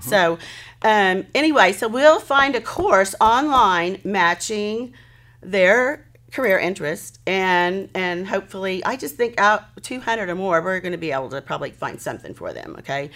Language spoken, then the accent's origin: English; Hennessey, Oklahoma, United States; moved away as an adult; I'm thrilled to be back in my hometown